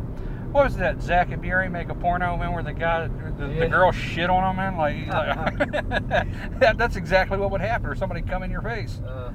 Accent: Jamaica; I don't mean to be mean to him, man, but I'm Jamaican, man. We turn our sugar into liquor.

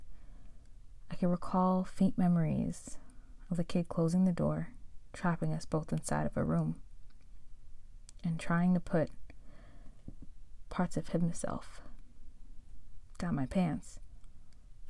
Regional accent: Long Island, New York, United States; also born or lived in Manhattan, New York / Brooklyn, New York; I was born in Manhattan, raised in Brooklyn till I was about 8, and spent the rest of my years growing up in the suburbs on Long Island

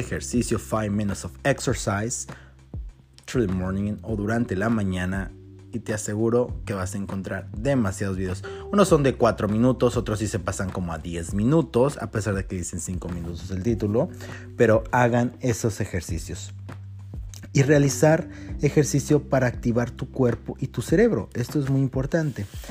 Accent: Mexico; como mexicanos

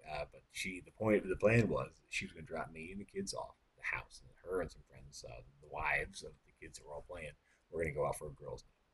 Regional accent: Texas, United States; And I said, "No, I'm from Texas."

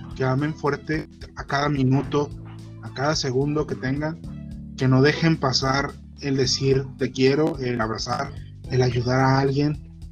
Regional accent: Mexico; acá en México

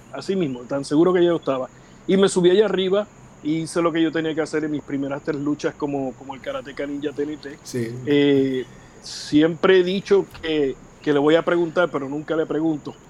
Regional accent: Vega Alta, Puerto Rico; yo soy natural de Vega Alta

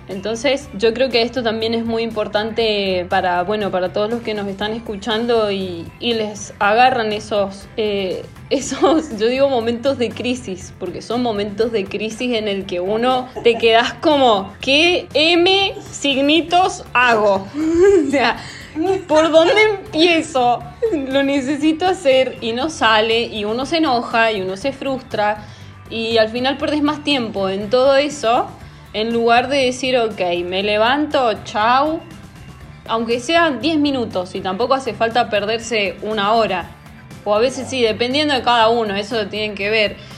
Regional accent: Argentina; como buena argentina que soy

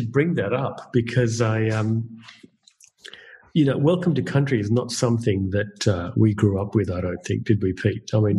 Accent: Australia; as an Australian, I feel we've still got a long way to go.

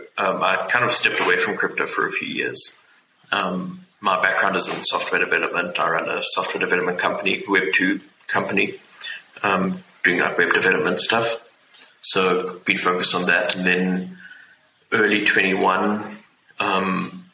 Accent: South Africa; I'm from South Africa

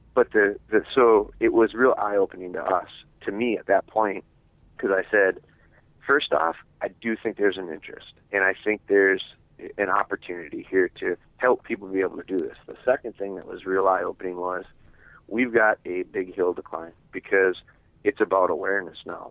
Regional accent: Wisconsin, United States; I'm from Wisconsin

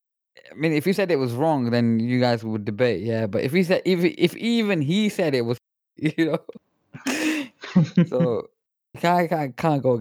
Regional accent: Pakistan; I'm Pakistani myself

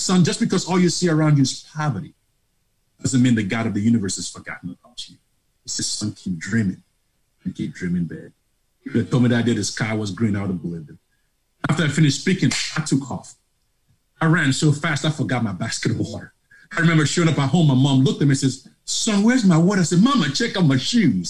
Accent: Lagos, Nigeria; moved away as an adult; also born or lived in Grand Forks, North Dakota; now in Charlotte, United States; you can tell from my accent, I'm not from Tennessee, nor North Carolina. I'm from Lagos, Nigeria

